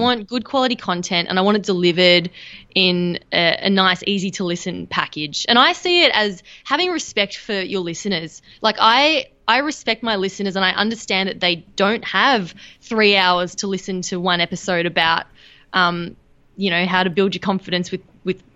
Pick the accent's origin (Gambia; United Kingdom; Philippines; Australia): Australia; being Australian